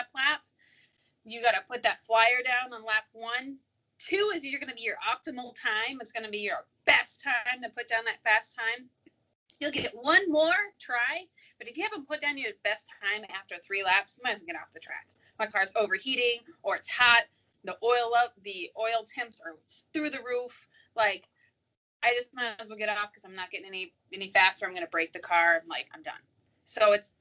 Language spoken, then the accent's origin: English; Arizona, United States; I'm from Arizona